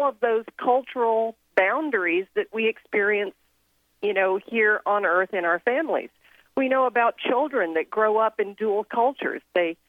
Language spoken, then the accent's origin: English; Thailand; I grew up in Thailand, and I was born to Southern American parents.